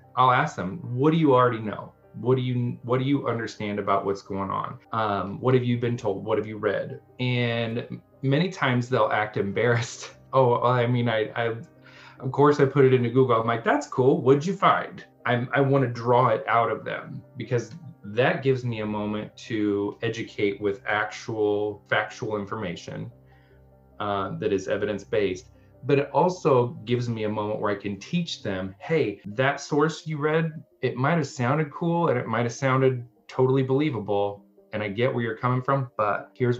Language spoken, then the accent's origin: English; Central Illinois, United States; I'm very Caucasian and I'm from here. So I grew up here in the Central Illinois region.